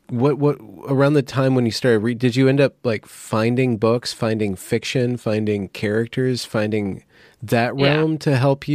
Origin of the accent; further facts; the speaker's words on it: Sacramento, California, United States; Yeah, I was in there when I was like 5 and 6, but I'm grew up a lot in Sacramento.